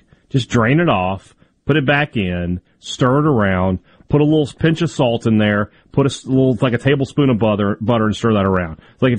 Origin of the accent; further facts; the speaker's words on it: Vicksburg, Mississippi, United States; there used to be a candy store in my hometown of Vicksburg